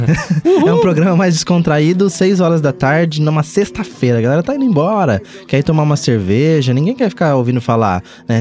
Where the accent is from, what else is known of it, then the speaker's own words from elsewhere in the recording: São Paulo, Brazil; eu lembro quando eu era moleque, eu sou de São Paulo